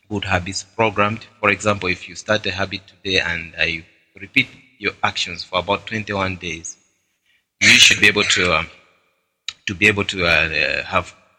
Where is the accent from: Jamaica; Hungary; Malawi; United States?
Malawi; now in Botswana; my home country of Malawi